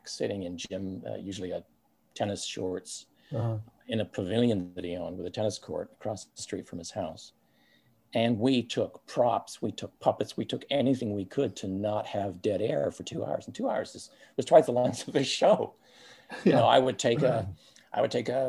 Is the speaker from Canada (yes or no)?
yes; Canada; moved away; we're both Canadian. And Daryl and I both went home to our families in Canada